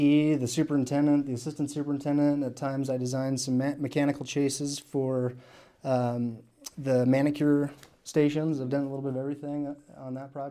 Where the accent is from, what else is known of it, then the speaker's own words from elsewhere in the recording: Missoula, Montana, United States; moved away as an adult; also born or lived in Tucson, Arizona; now in Boise, United States; I grew up in Missoula, Montana, and came to Boise State in 2011